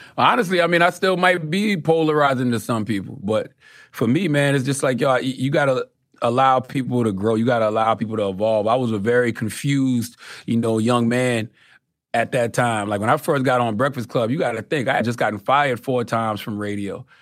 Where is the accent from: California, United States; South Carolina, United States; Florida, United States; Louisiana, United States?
South Carolina, United States; Moncks Corner; I'm from Moss Corner, South Carolina.